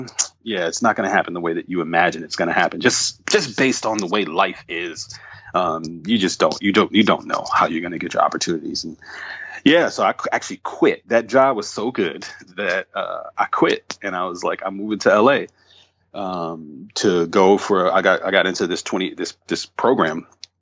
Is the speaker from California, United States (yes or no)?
no; New York City, New York, United States; also born or lived in Atlanta; I was born in Bed-Stuy, mm-hmm. Brooklyn. And I lived with my aunt for the first seven years of my life in Bed-Stuy